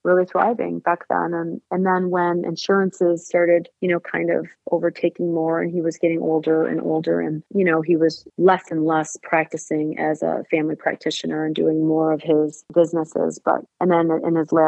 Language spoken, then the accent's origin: English; Saginaw, Michigan, United States; now in Clarkston, United States; I'm from Saginaw, Michigan, which is a small town.